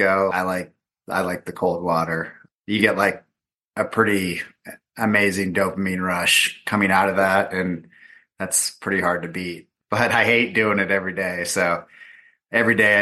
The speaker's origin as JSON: {"language": "English", "region": "Southern California", "country": "United States", "said": "I'm from Southern California"}